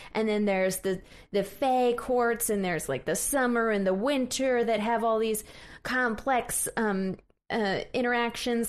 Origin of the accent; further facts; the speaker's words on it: Missouri, United States; I'm from Missouri, which is a often disappointing state